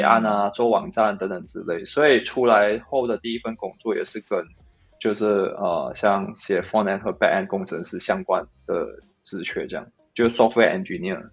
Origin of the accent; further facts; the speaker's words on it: Malaysia; also born or lived in Singapore; now in Taiwan; 那我是来自马来西亚